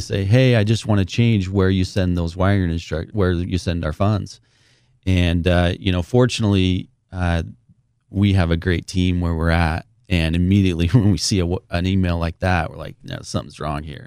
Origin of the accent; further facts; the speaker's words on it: St. George, Utah, United States; born and raised in Saint George, Utah